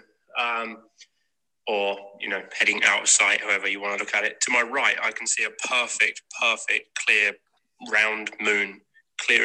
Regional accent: England, United Kingdom; I'm from England

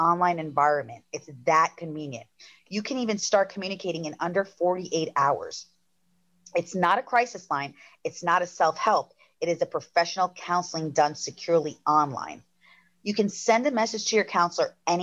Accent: Long Island, New York, United States; accent: Long Island; my Long Island accent

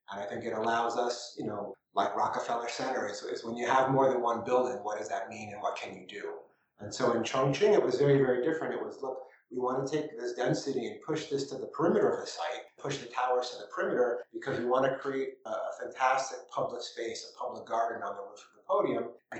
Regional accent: New Haven, Connecticut, United States; also born or lived in New York; I was born in New Haven, in Connecticut. My father worked for Sears Roebuck, no longer Sears Roebuck, and he was a district manager, so we would move around every 2 or 3 years when we were little, mostly through Connecticut, but then a bit through New York.

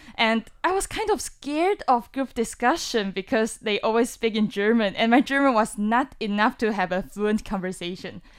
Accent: Kaohsiung, Taiwan; moved away as an adult; now in Taipei, Taiwan; I'm from Kaohsiung and I study in Taipei

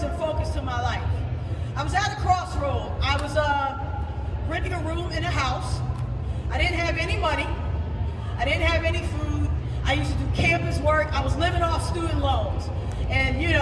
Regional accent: Philadelphia, Pennsylvania, United States; I am from Philadelphia, the city of brotherly love, sisterly affection, Rocky, and the Philadelphia Eagles

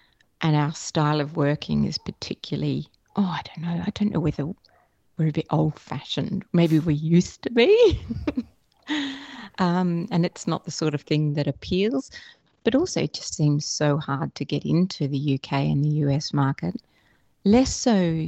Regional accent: Australia; Oh, definitely.

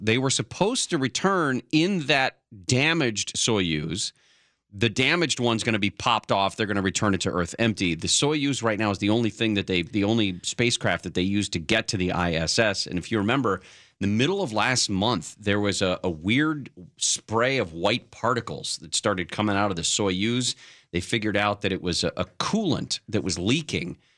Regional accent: North Bay, California, United States; I grew up in the North Bay

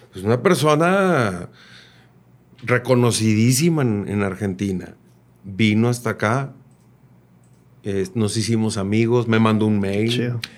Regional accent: Mexico; now in Nuevo León, Mexico; somos mexicanos todos.

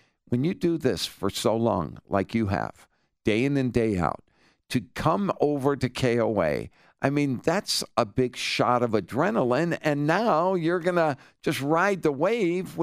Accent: Detroit, Michigan, United States; now in Littleton, United States; I grew up in Detroit

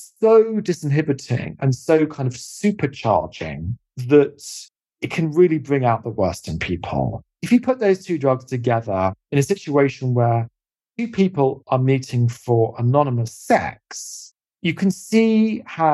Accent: United Kingdom; also born or lived in California; a British person

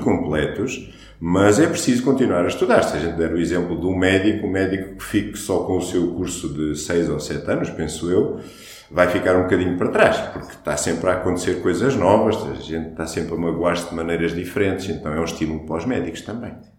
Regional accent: Portugal; first language Portuguese; nós somos portugueses, não somos indianos

